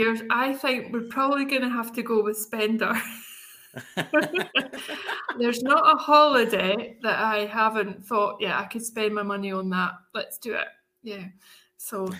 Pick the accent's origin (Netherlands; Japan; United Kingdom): United Kingdom; Scotland; moved away as an adult; now in Spain; in Scotland, my home country